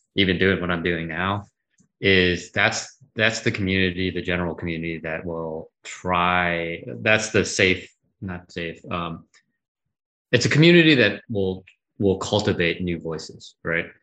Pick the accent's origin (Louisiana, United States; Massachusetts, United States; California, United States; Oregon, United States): Massachusetts, United States; Worcester; also born or lived in New York; I grew up in Massachusetts. I was born and raised in Worcester, Massachusetts. So East Coast boy.